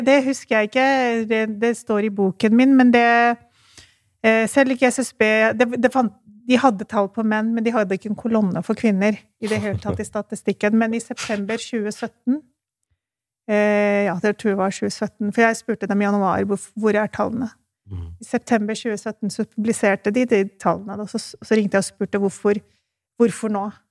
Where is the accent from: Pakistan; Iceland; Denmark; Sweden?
Pakistan; now in Norway; Jeg kommer jo fra Pakistan, så derfor så refererer jeg og den, den kulturen jeg kan best.